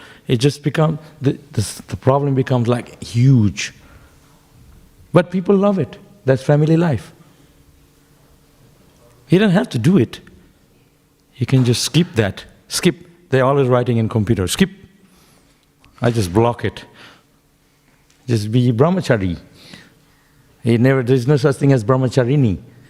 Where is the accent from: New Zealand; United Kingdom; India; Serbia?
India; Shantipur, West Bengal; born there; Why I was born in Shantipur. You heard of Shantipur? It's near Mayapur.